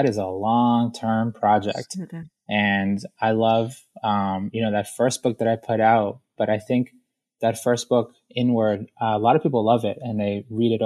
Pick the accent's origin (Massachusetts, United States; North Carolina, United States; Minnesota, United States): Massachusetts, United States; Boston; also born or lived in Guayaquil, Ecuador; I was born in Guayaquil, Ecuador, in South America, and we emigrated to Boston. And so I got to Boston when I was about 4 years old.